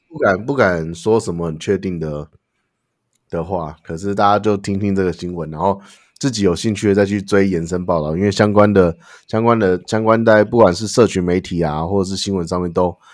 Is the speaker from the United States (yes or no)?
yes; United States; moved away; Looney Tunes是我们在美国的一个成长的一个记忆